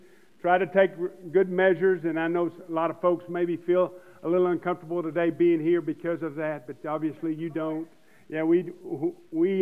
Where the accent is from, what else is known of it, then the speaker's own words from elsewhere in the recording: United States; as American Christians